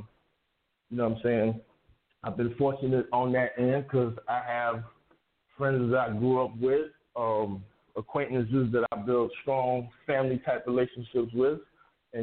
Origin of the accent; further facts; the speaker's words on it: Palm Beach, Florida, United States; moved away; also born or lived in Atlanta; back home to South Florida where we're from. I'm from Palm Beach